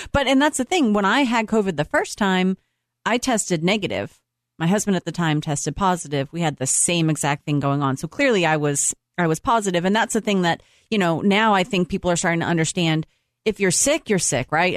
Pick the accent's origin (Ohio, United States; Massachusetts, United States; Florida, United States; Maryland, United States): Massachusetts, United States; Boston; moved away; I'm from Boston